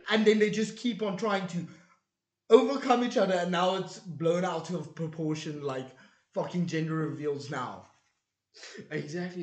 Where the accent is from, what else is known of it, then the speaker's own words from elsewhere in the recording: South Africa; as a South African